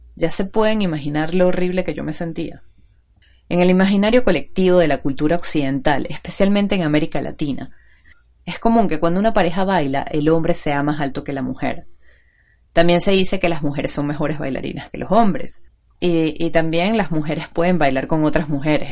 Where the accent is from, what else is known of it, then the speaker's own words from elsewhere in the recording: Venezuela; accent: Venezuelan; Los que pueden reconocer mi acento saben que soy venezolana